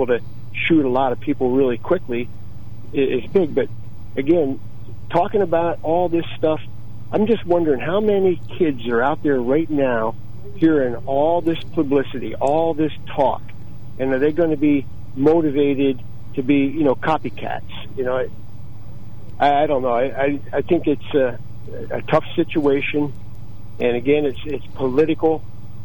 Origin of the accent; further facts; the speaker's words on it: South Williamsport, Pennsylvania, United States; I grew up there in South Williamsport